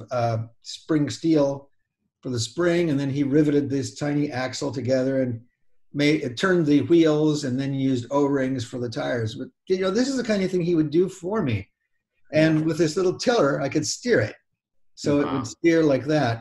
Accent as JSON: {"language": "English", "town": "Burbank", "region": "California", "country": "United States", "tie": "born or raised there", "also_born_or_lived": "Glendale, California / Sonora, California", "said": "I grew up in Burbank"}